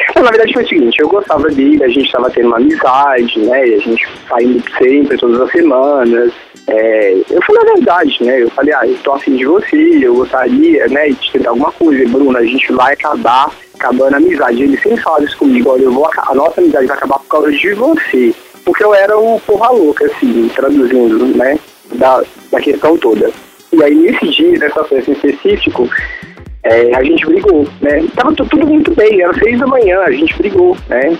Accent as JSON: {"language": "Portuguese", "town": "Belo Horizonte", "region": "Minas Gerais", "country": "Brazil", "said": "Eu sou geminiano, eu sou seu conterrâneo, sou de Minas. BH."}